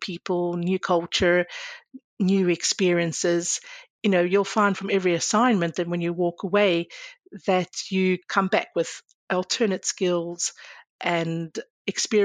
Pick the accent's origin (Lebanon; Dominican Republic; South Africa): South Africa; moved away as an adult; I was born in South Africa, but I'm of Greek Cypriot heritage. I spent most of my life in South Africa.